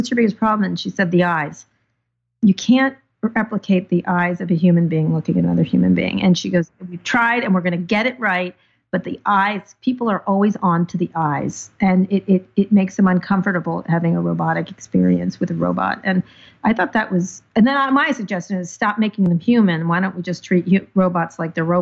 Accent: San Francisco, California, United States; I'm from San Francisco

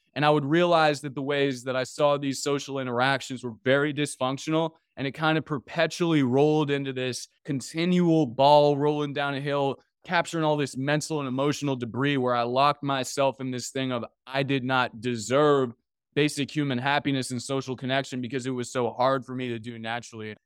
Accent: Washington, District of Columbia, United States; I grew up in Washington, D C

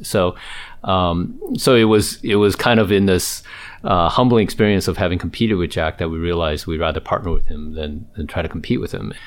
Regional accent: Taiwan; now in United States; I was born and raised in Taiwan

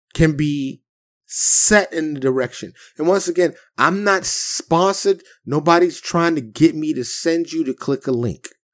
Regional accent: New York City, New York, United States; I grew up in Harlem in the South Bronx.

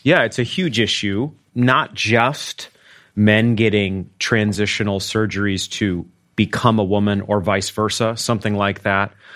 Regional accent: Maine, United States; now in Arkansas, United States; I'm from Maine

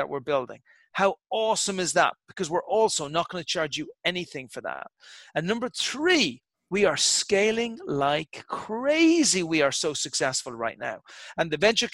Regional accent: Ireland; I'm an Irish guy from Irish stock

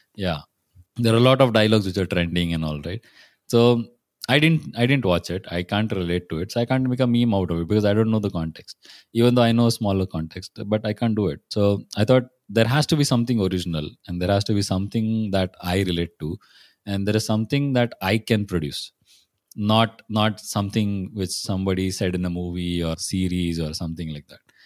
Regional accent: Pune, Maharashtra, India; I'm from Pune

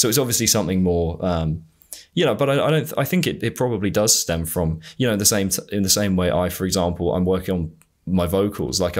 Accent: United Kingdom; being a Brit.

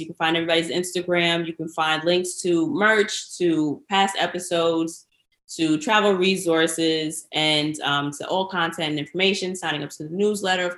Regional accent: New York, United States; as a New Yorker

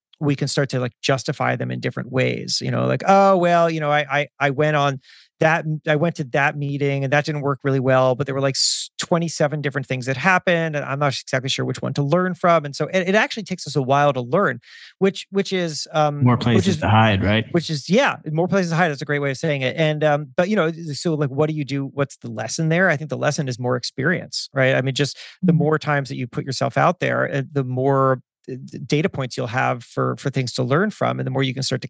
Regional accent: South Florida, United States; moved away; I grew up in South Florida.

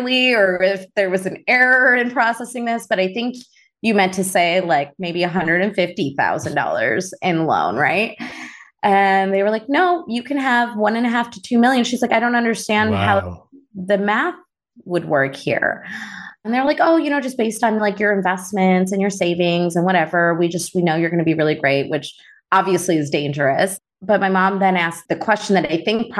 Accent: Chicago, Illinois, United States; also born or lived in Naperville; I grew up in Chicago

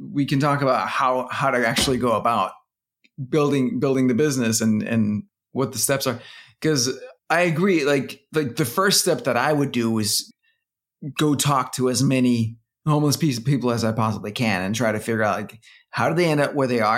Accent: Denmark; now in United States; I'm from Denmark

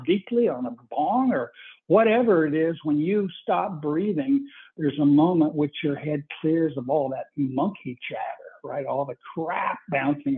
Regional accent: Bakersfield, California, United States; I was born in the Deep South, Bakersfield, California, and it is a culture of its own. Bakersfield is, and I have a huge family

